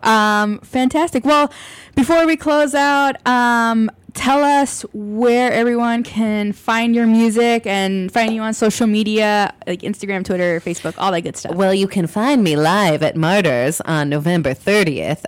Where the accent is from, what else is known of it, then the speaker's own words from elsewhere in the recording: Ann Arbor, Michigan, United States; moved away as an adult; now in Chicago, United States; I am from Ann Arbor, Michigan originally